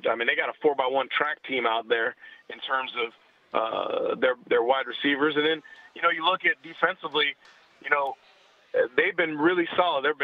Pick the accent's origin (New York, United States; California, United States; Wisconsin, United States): California, United States; Northern; I grew up in Northern California with, you know, Stanford, Cal, UCLA, USC.